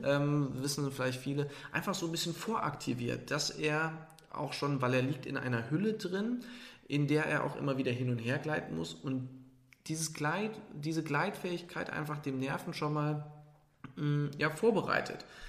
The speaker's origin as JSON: {"language": "German", "town": "Trier", "region": "Rhineland-Palatinate", "country": "Germany", "tie": "born or raised there", "moved": "yes", "said": "Trier ist an sich ein Nest da bin ich groß geworden in dem Dorf"}